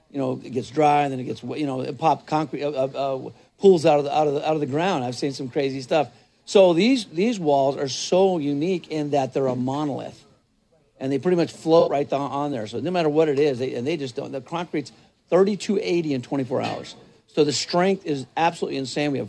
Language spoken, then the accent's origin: English; New Mexico, United States; I'm, not, I'm originally from New Mexico.